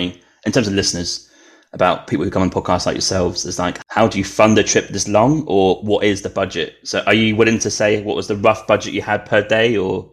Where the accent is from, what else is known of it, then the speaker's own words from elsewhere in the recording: Norwich, East of England, United Kingdom; moved away as an adult; also born or lived in London, United Kingdom; now in Canada; So very working class parents, it would be, put it at best, next county, right? I'm from Norwich, so Lincolnshire, maybe up, occasionally down to Cornwall, but very, very limited. And there's no interest in travel, really, until maybe when I started to live out here in Canada